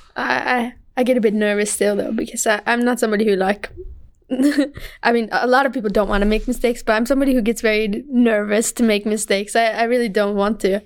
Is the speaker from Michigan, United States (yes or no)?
yes; Michigan, United States; moved away; we're from Michigan